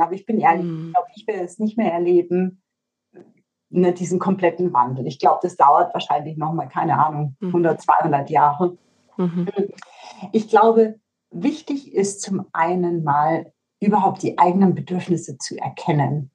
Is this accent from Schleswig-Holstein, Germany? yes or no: no; Bavaria, Germany; bei uns in Bayern